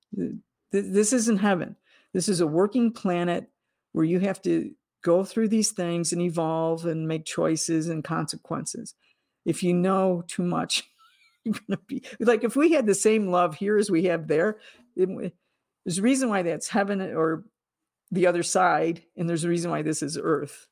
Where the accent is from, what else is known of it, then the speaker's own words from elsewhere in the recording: United States; as an American in the latter half of the twentieth century